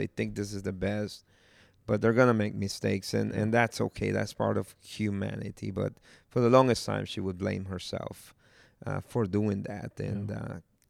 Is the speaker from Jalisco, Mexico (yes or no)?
yes; Jalisco, Mexico; And they're like, so where are you from? And I'm from Cojula, Jalisco. So it's like, what? It's like, yeah, I'm from Cojula, Jalisco.